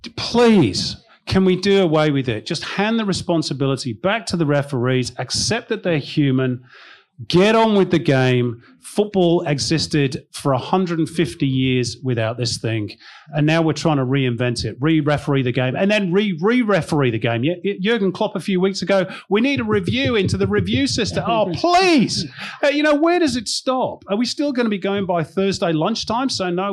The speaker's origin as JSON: {"language": "English", "country": "Ireland", "said": "Oh, that, spoken as an Irish woman."}